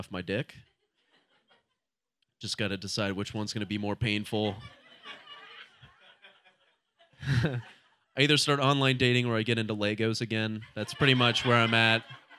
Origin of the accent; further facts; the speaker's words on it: Ohio, United States; now in Portland, United States; I'm from Ohio originally